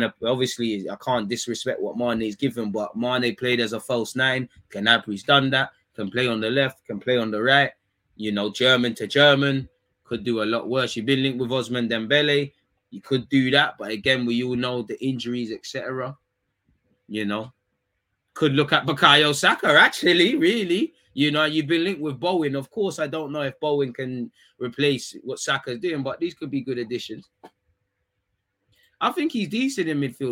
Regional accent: London, United Kingdom; We're both from Edmonton

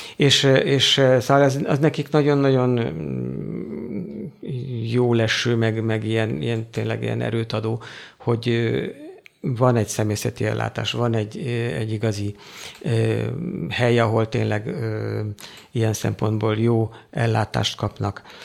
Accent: Hungary; moved away as an adult; now in Africa; én magyar vagyok, én itthon van a szívem egy jó része

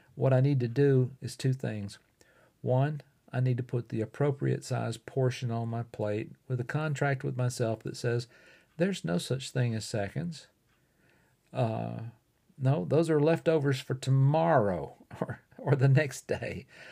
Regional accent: Fort Payne, Alabama, United States; recording right here in my hometown of Fort Payne, Alabama, in the United States

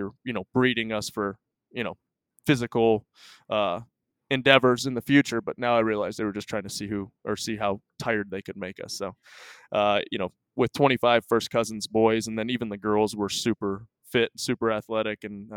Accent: Cookeville, Tennessee, United States; also born or lived in Michigan; I was 4 and a half when we moved to Tennessee

